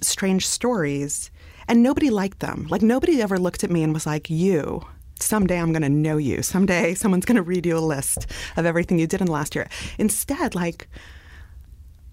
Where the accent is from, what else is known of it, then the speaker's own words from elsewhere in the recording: New York City, New York, United States; I grew up in Brooklyn.